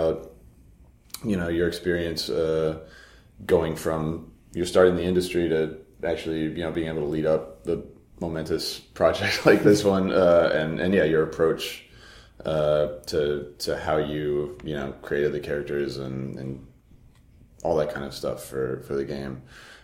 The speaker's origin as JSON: {"language": "English", "region": "Florida", "country": "United States", "tie": "born or raised there", "said": "I grew up in Florida"}